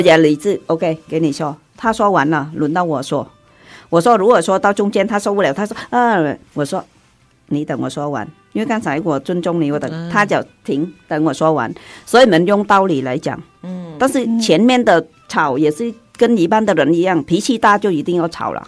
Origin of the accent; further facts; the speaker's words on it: Southern Vietnam, Vietnam; accent: southern Vietnamese; Chinese is a second language; moved away as an adult; now in Taiwan; 我在南越出生长大，所以我就平时讲话都是讲南越的